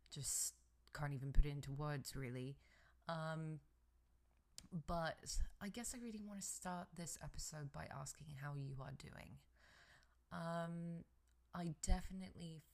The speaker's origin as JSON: {"language": "English", "region": "England", "country": "United Kingdom", "moved": "yes", "lives_now": "United States", "said": "I am originally from England, and I'm in America."}